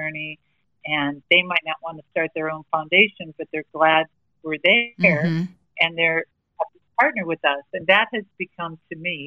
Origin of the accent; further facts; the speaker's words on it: United States; accent: American; now in Australia; we are from America